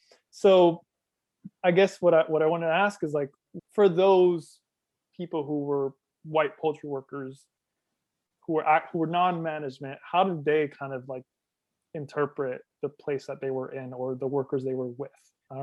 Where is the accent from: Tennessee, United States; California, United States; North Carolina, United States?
North Carolina, United States; during my time growing up in North Carolina